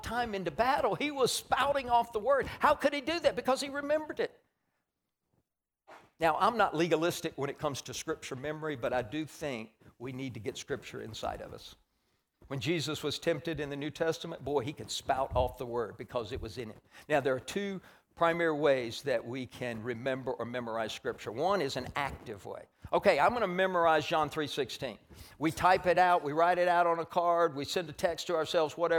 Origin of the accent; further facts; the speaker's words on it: Tennessee, United States; I'm from Tennessee